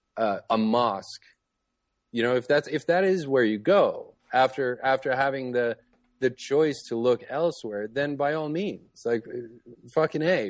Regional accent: Toronto, Ontario, Canada; moved away; I grew up in Toronto, up in Canada

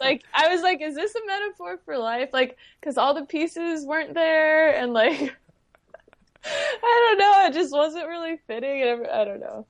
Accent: San Diego, California, United States; accent: upspeak; I grew up here in San Diego

